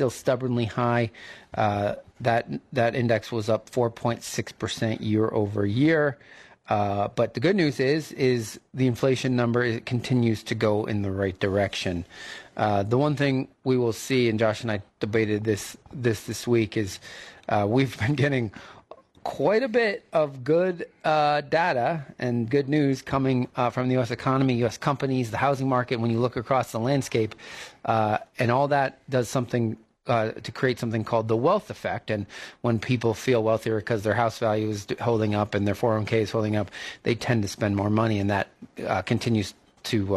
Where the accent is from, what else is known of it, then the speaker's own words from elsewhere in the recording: New England, United States; moved away; I grew up in New England